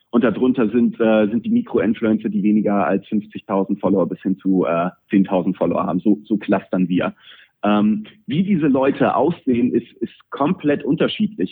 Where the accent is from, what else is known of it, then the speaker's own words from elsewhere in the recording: Pinneberg, Schleswig-Holstein, Germany; Pinneberger, ähm, was, was meine Heimatstadt ist